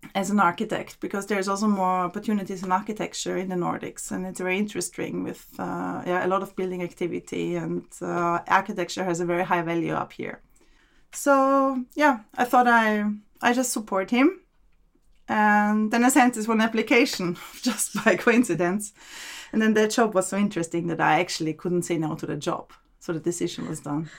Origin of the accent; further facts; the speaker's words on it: Vienna, Austria; moved away as an adult; now in Oslo, Norway; I'm from Austria, born and raised in Vienna.